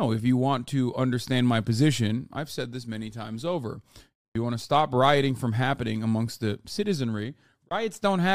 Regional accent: United States; I'm simply an American

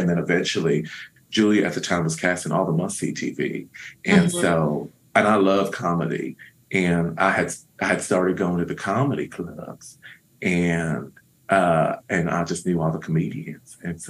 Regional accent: the South, United States; now in Los Angeles, United States; I'm from the South originally. Mm-hmm. And I moved here as a young homosexual because there wasn't a place for me there.

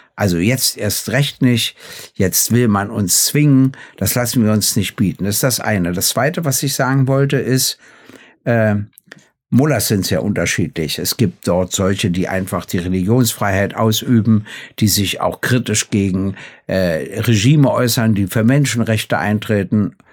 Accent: Germany; ich komme ja aus der DDR

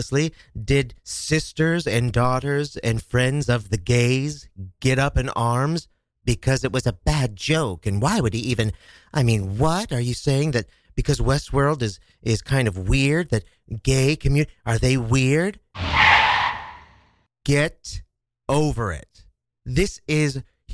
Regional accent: Kansas, United States; now in New York City, United States; my home state of Kansas

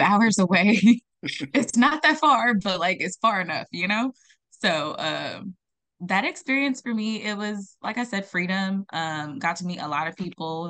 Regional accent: Los Angeles area, California, United States; also born or lived in Accra, Ghana; now in San Diego, United States; I came to California when I was, like, eight years old. Um, and I've lived in, like, the L A area

